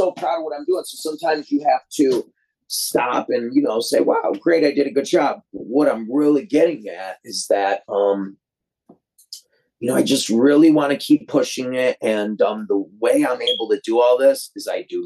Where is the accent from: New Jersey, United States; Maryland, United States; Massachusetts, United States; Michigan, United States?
Michigan, United States; Detroit; I'm from Detroit